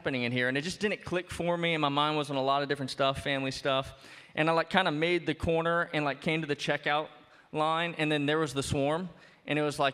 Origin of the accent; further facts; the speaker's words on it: New Orleans, Louisiana, United States; now in Bloomington, United States; I'm from New Orleans